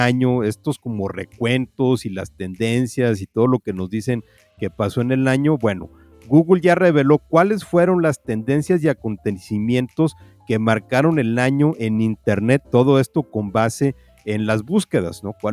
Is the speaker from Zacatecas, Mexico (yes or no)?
no; Mexico City, Mexico